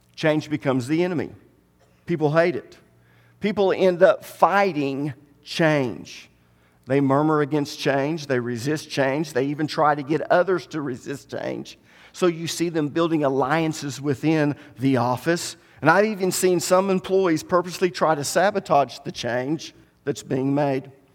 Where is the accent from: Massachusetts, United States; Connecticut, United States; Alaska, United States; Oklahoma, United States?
Oklahoma, United States; Tahlequah; The majority of us were born and raised in Cherokee County. We never even thought about leaving Tahlequah. We grew up here